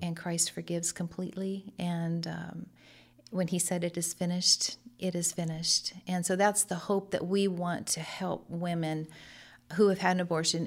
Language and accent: English; Lemoore, California, United States; also born or lived in Hanford; I grew up in Lemoore, a hometown girl here, uh, but moved to Hanford.